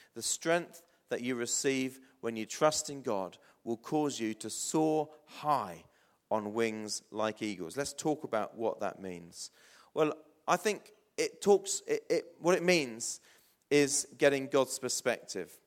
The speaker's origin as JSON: {"language": "English", "area": "New Forest", "region": "South East England", "country": "United Kingdom", "tie": "born or raised there", "also_born_or_lived": "Blackfield / Hythe / Portsmouth", "moved": "as an adult", "said": "I grew up in the New Forest, for those of you that don't know. Lived in Blackfield and Hythe"}